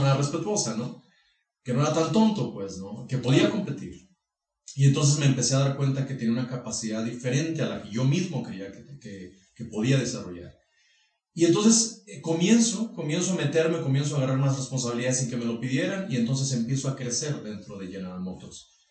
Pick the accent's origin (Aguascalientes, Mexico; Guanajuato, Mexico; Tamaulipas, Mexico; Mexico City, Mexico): Aguascalientes, Mexico; Rincón de Romos; yo soy originario de Rincón de Romos